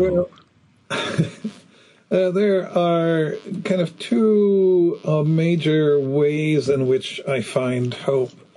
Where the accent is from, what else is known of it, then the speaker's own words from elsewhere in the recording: Germany; growing up in Germany after the war